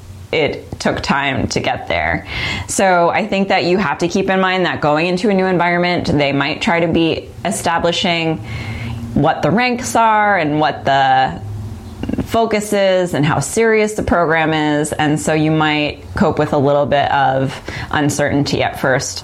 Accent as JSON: {"language": "English", "region": "New York", "country": "United States", "said": "I'm from New York, so I was able to go home and then do auditions in New York"}